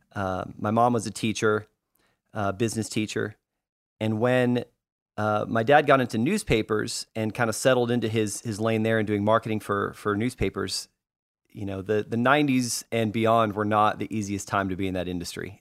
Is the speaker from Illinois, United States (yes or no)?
no; Arlington, Texas, United States; also born or lived in California; we grew up in, um, in North Texas, in the Dallas area, in Arlington, Texas specifically.